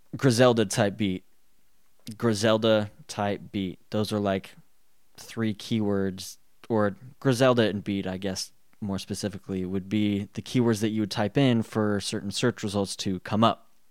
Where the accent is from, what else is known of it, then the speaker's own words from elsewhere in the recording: Colorado, United States; I was raised in Colorado